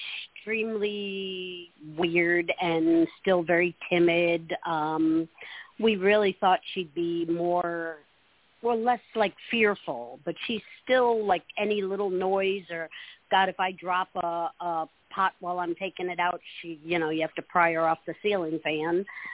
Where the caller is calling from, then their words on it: Holly Hill, Florida, United States; in Holly Hill, Florida.